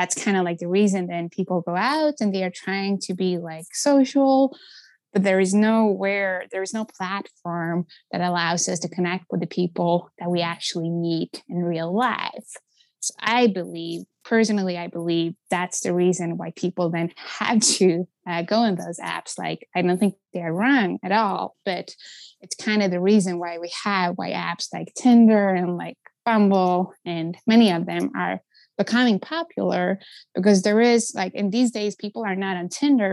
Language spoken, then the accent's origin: English; Stockholm, Stockholm County, Sweden; moved away as an adult; now in Seattle, United States; I'm born and raised in Stockholm, the capital city of Sweden.